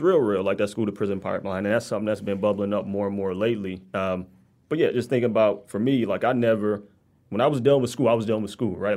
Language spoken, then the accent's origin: English; Detroit, Michigan, United States; I grew up between six and seven mile in Evergreen